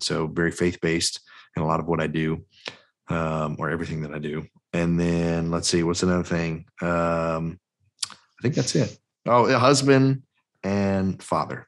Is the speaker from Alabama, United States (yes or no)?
yes; Mobile, Alabama, United States; I'm from Mobile, Mobile, Alabama, that's where I'm at currently